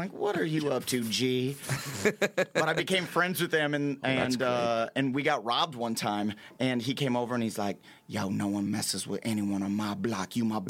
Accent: Nebraska, United States; moved away; I'm from Nebraska just losing my mind.

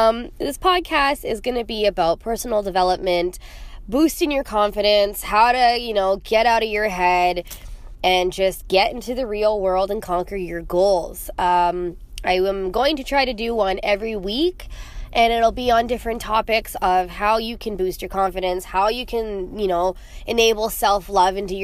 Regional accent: Calgary, Alberta, Canada; now in Edmonton, Canada; I am from Calgary, Alberta. I am living in Edmonton, Alberta now and just kind of bounced back and forth.

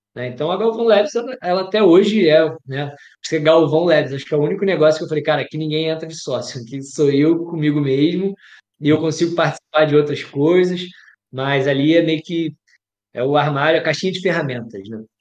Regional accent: Rio de Janeiro, Brazil; eu sou natural do Rio de Janeiro

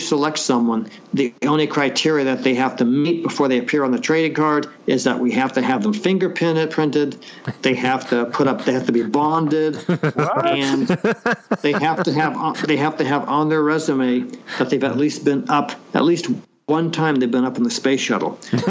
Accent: Lynn, Massachusetts, United States; I was an usher at a … concert in my hometown of Lynn, Massachusetts.

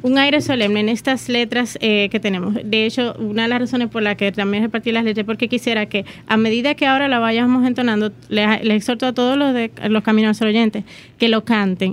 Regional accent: Dominican Republic; nuestra identidad como dominicanos

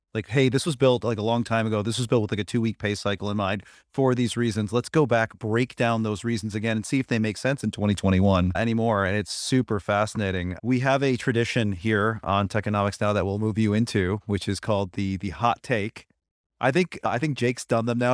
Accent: Buffalo, New York, United States; moved away; also born or lived in Pittsburgh; My hometown's in Buffalo

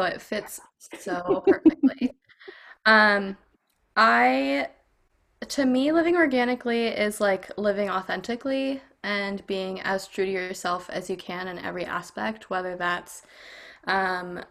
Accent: Hershey, Pennsylvania, United States; also born or lived in New York / Houston, Texas; I grew up in Hershey, Pennsylvania, and I before then lived in New York, and before then I lived in Houston

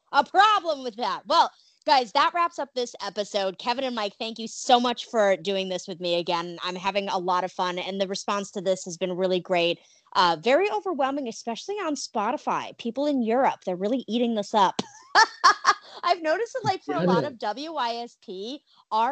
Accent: Thailand; now in United States; I was born in Thailand

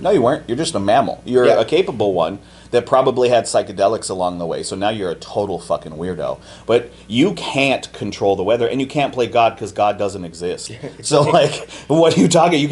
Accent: Arizona, United States; I grew up in Arizona

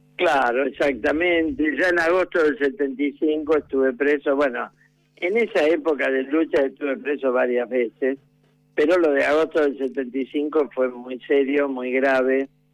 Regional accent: Córdoba, Argentina; era de Universitario de Córdoba, un club más pequeño de mi barrio

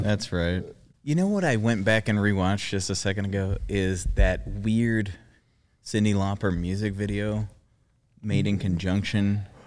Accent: Australia; moved away; I grew up in Australia

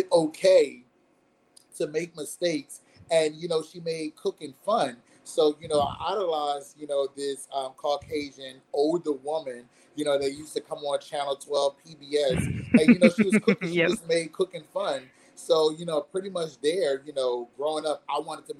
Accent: Philadelphia, Pennsylvania, United States; moved away as an adult; now in South Carolina, United States; I'm a Philly John, born and bred in Philadelphia, yep. North Philadelphia, you know, born and raised up in a church

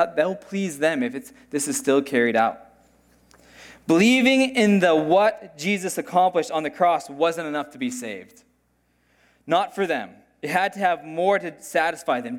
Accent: United States; moved away; I grew up in the States

